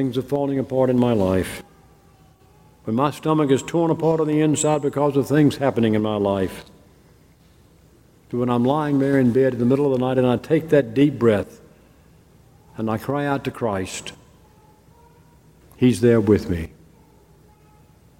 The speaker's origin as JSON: {"language": "English", "region": "Mississippi", "country": "United States", "tie": "born or raised there", "said": "I grew up in the South, and especially in Mississippi"}